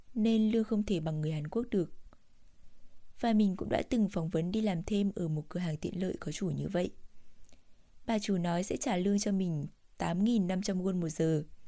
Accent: Vietnam; moved away as an adult; now in South Korea; mình là người việt nam

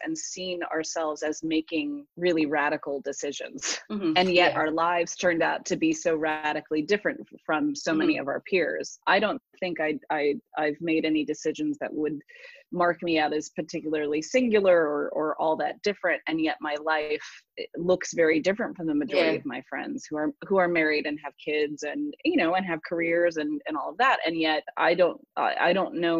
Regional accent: Northern California, United States; I grew up in Northern California with my mom.

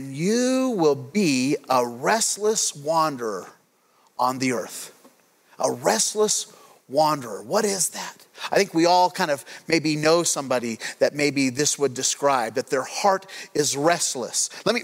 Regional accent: Craig, Colorado, United States; When I grew up, I grew up in Craig, Colorado

